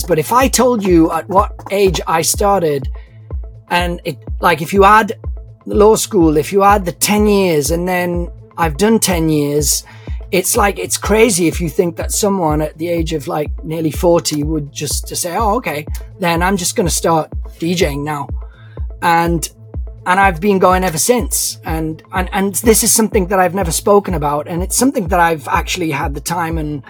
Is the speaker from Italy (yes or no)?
yes; Turin, Piedmont, Italy; also born or lived in London; now in Milan, Italy; I was born in Turin, and I've been in Italy ever since. I've been raised in Italy, studied in Italy